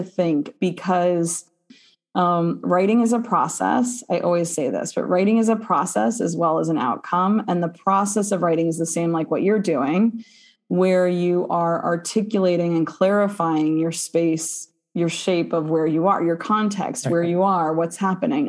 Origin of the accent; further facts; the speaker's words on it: Midwest, United States; I'm from the Midwest